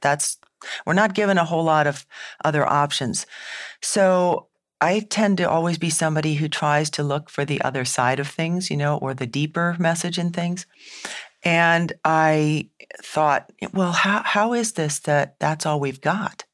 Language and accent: English; New England, United States; I'm from New England